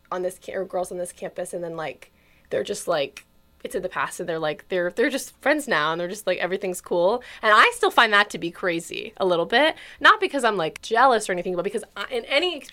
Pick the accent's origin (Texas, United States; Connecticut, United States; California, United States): Texas, United States; Houston; I'm a theater major, and I'm from Houston, Texas, baby, as … m- might say.